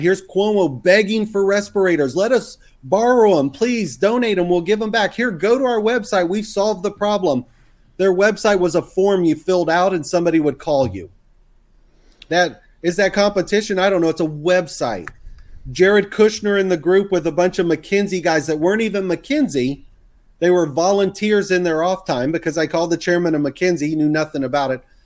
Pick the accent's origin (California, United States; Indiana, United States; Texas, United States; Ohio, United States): Texas, United States; the South; accent: Texas; which I grew up in the South. I can throw my Texas accent on if I had to.